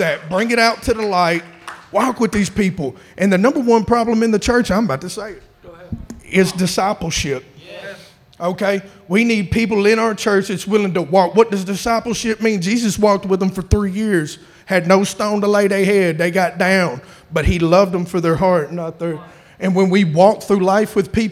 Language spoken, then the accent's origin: English; Chattanooga, Tennessee, United States; I'm from Chattanooga.